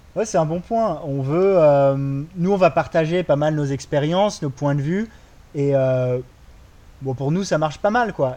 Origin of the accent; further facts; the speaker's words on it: France; moved away as an adult; also born or lived in Australia; now in Bali, Indonesia; Moi, j'ai grandi en France